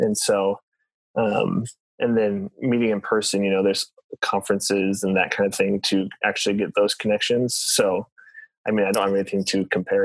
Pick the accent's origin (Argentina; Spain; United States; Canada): United States; Springfield, Illinois; moved away as an adult; now in Joplin, United States; I'm actually from Springfield, Illinois. Grew up there, moved here for college when I was 20